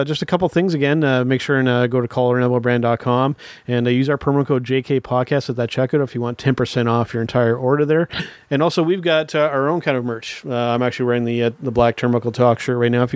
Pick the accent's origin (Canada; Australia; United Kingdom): Canada; a little strange being a Canadian